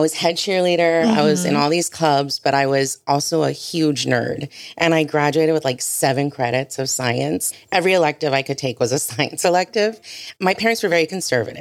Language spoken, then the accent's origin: English; Harlingen, Texas, United States; moved away as an adult; also born or lived in Brownsville, Texas; I grew up in Harlingen